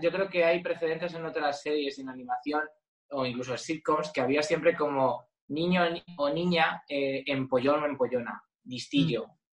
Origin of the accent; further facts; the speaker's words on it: Alcalá de Henares, Community of Madrid, Spain; Alcalá de Henares porque me crié allí